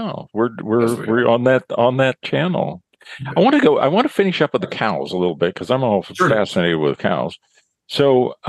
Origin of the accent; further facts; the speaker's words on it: California, United States; I tell people that I'm from California